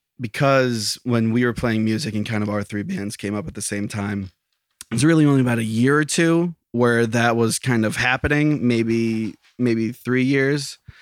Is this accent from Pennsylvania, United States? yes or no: yes; Lake Ariel, Pennsylvania, United States; In Lake Ariel.